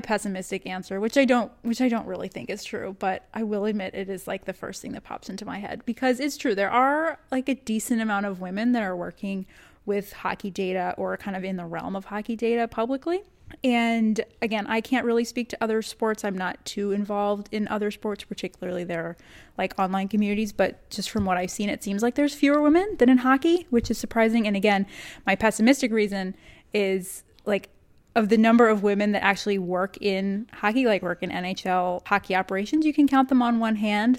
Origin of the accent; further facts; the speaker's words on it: Texas, United States; moved away; also born or lived in Northeast US; I grew up in Texas